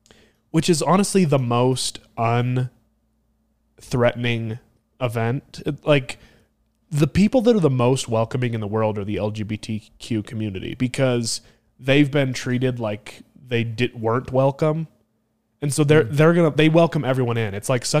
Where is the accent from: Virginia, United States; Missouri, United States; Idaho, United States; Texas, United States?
Idaho, United States; It did become national news, but it was bigger for me because it was in my home state.